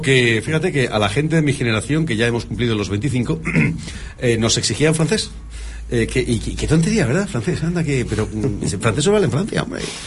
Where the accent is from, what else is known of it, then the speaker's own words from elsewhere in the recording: Spain; nosotros somos españoles